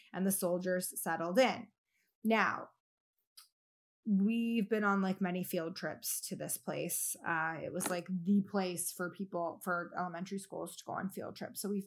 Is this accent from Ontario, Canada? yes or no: yes; Hamilton, Ontario, Canada; I grew up in Stony Creek, Ontario, which is now just known as Hamilton